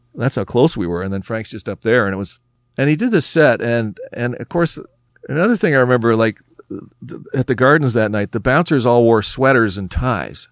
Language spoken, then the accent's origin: English; Oakville, Ontario, Canada; we're from Oakville.